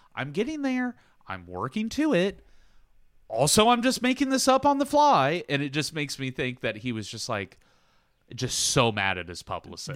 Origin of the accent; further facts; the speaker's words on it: Southern, Southern United States, United States; accent: Southern; my accent comes out So I start, like, getting weirdly Southern